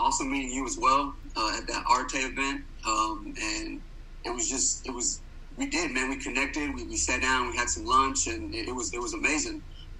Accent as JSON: {"language": "English", "town": "Dallas", "region": "Texas", "country": "United States", "tie": "born or raised there", "said": "I grew up born and raised in Dallas, Texas."}